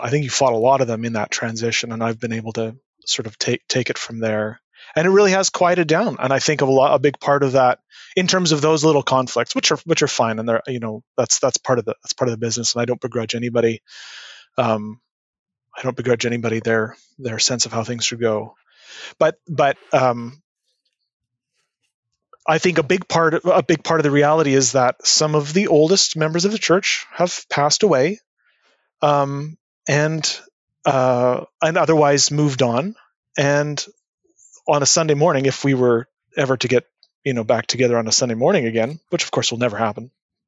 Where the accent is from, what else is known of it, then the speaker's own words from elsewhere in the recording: Winnipeg, Manitoba, Canada; I grew up in Winnipeg.